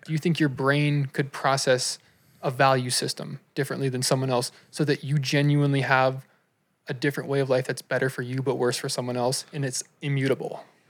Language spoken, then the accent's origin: English; United States; we grew up in America